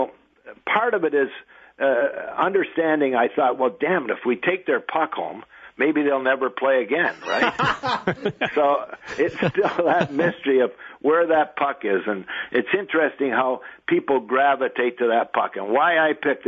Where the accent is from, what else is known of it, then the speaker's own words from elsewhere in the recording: Sarnia, Ontario, Canada; a kid growing up in Sarnia